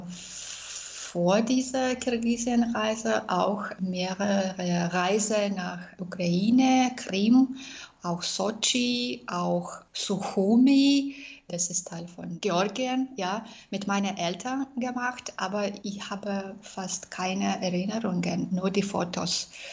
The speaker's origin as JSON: {"language": "German", "region": "Minsk", "country": "Belarus", "tie": "born or raised there", "also_born_or_lived": "Austria", "second_language": "German", "moved": "as an adult", "said": "ich bin aus Belarus."}